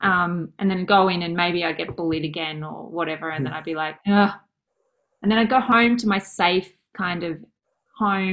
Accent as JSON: {"language": "English", "area": "Mornington Peninsula", "region": "Victoria", "country": "Australia", "tie": "born or raised there", "said": "I grew up on the Mornington Peninsula, actually, in a place called Sunhill."}